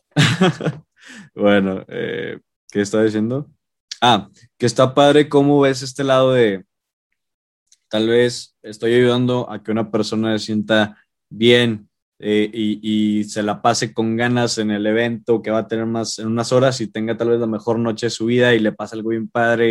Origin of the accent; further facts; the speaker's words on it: Monterrey, Nuevo León, Mexico; somos regios, vivimos aquí